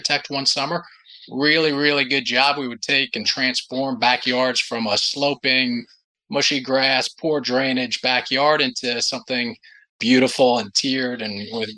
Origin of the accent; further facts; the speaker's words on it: Upper Saddle River, New Jersey, United States; I grew up in a small suburb of New York City. So in a small town called Upper Saddle River.